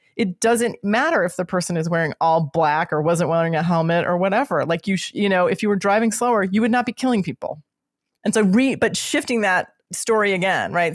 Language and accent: English; Midwest, United States; I'm from the Midwest